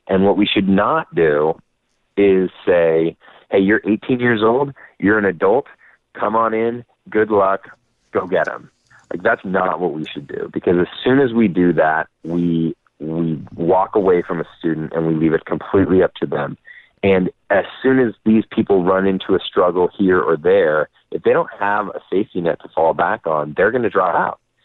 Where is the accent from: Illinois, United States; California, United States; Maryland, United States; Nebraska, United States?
California, United States; Napa; moved away; I was actually born and raised in Napa. So I'm a hometown boy coming home.